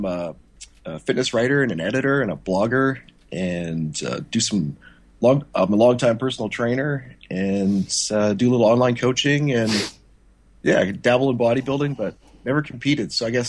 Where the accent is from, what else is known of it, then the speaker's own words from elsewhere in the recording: Canada; I'm Canadian